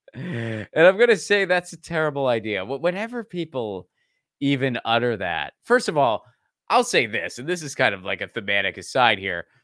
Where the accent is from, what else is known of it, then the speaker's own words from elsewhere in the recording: Pittsburgh, Pennsylvania, United States; I grew up in Pittsburgh, Pennsylvania, which is the, uh, you know, the land of, of fracking in western Pennsylvania